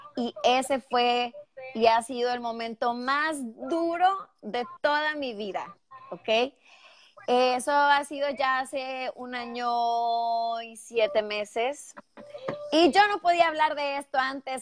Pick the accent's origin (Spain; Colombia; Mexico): Mexico; northern Mexico; accent: northern Mexican; moved away as an adult; now in Houston, United States; soy mexicana y que bueno, pues eh, soy del norte de México, arriba del norte, señores, y creo que los que son mexicanos saben porque tengo el acento muy marcado, muy mexicanote, pero muy del norte